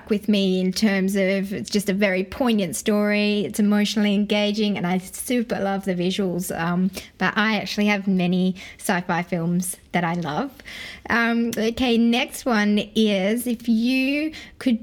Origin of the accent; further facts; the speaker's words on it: Sydney, New South Wales, Australia; my brother and I grew up in Western Sydney